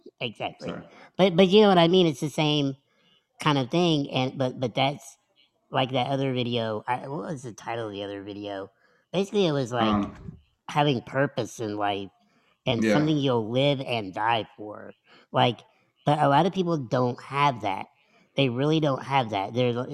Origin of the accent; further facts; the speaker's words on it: the Midwest / Indiana, United States; moved away as an adult; also born or lived in Philadelphia; I'm from the Midwest